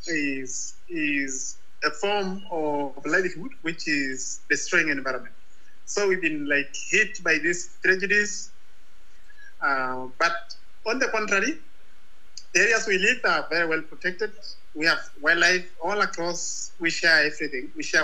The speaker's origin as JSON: {"language": "English", "area": "Ngorongoro", "region": "Arusha", "country": "Tanzania", "said": "I come from Maasai community. in northern Tanzania, in a place called Ngorongoro."}